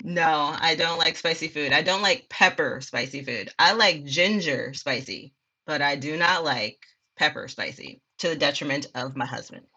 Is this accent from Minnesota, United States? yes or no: yes; Minneapolis, Minnesota, United States; moved away as an adult; now in Texas, United States; I grew up in Minneapolis, Minnesota, South Side